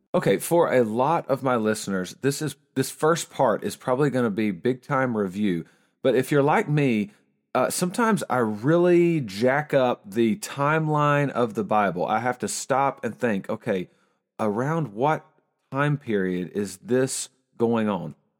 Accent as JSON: {"language": "English", "town": "Willow Springs", "region": "North Carolina", "country": "United States", "tie": "born or raised there", "first_language": "English", "said": "I'm from Willow Springs, North Carolina"}